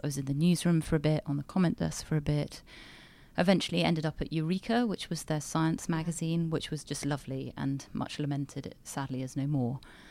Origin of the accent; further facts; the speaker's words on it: United Kingdom; also born or lived in United States; I am British